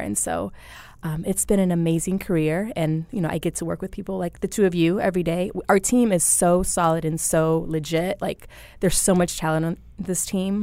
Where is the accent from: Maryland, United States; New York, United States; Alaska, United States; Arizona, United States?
Arizona, United States; Phoenix; also born or lived in Pine Bluff, Arkansas; I wasn't born in Phoenix, but I've lived here since I was, like, in fourth grade. So, I grew up in Phoenix